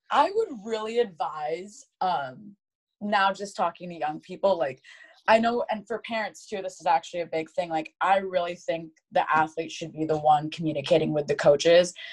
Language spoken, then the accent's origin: English; Caledonia, Michigan, United States; I grew up in Michigan. I grew up in a town called Grand Rapids, Michigan, uh, specifically Caledonia